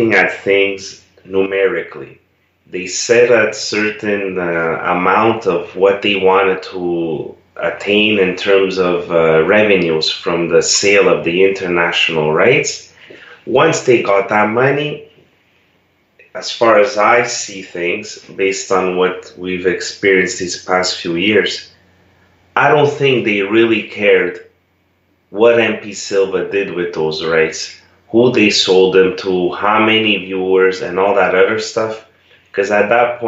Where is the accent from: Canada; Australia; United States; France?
Canada; first language Italian; English is a second language; I was a native Italian speaker. I was born in Canada, but my parents immigrated there